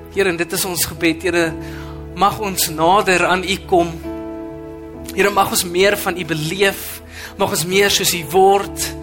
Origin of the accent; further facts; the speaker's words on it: Western Cape, South Africa; now in Midstream, South Africa; ek kom van die Kaap af